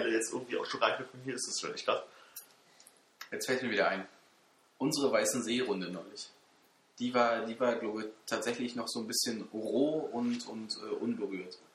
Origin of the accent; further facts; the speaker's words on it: Berlin, Germany; also als Berliner das ist es noch da.